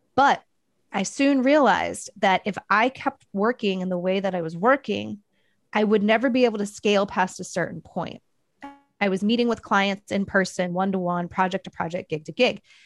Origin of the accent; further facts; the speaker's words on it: Dayton, Ohio, United States; moved away as an adult; also born or lived in Portland, Oregon / Long Beach, California; I'm originally from Dayton, Ohio